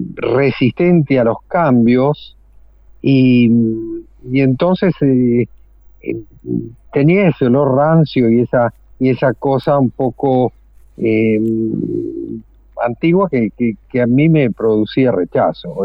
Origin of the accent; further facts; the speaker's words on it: Buenos Aires, Argentina; moved away; Me nací en Villa Crespo, que es un ah. barrio absolutamente, digamos, eh, emblemático dentro de la historia del tango. Y, después eh, me mudé a Caballito